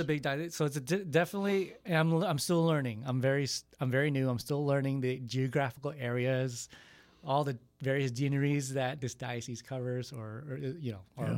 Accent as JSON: {"language": "English", "region": "Texas", "country": "United States", "tie": "born or raised there", "said": "I was born in Texas"}